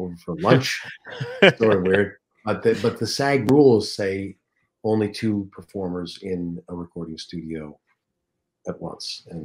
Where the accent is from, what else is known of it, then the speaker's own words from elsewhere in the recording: Toronto, Ontario, Canada; moved away; I was from Toronto